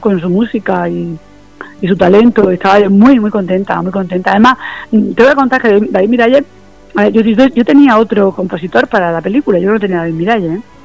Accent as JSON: {"language": "Spanish", "town": "Almería", "region": "Andalusia", "country": "Spain", "said": "yo soy de Almería, vivo en Almería, estoy"}